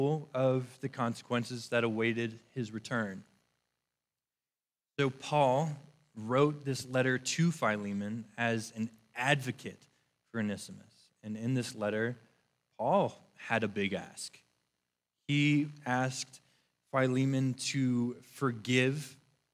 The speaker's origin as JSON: {"language": "English", "region": "Northern Virginia", "country": "United States", "said": "I am from Northern Virginia"}